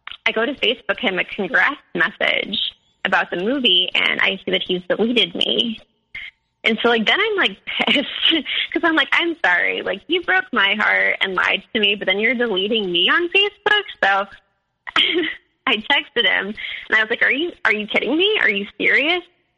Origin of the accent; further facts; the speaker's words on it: Chicago, Illinois, United States; moved away; I'm from Chicago